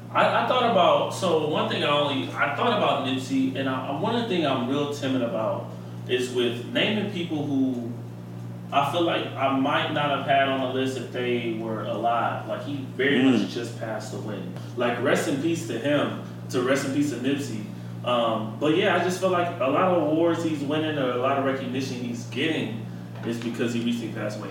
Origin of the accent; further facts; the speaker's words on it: Chicago, Illinois, United States; we're from Chicago